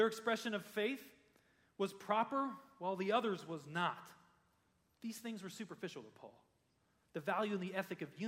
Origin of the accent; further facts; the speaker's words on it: United States; As a pastor in a church, growing up in America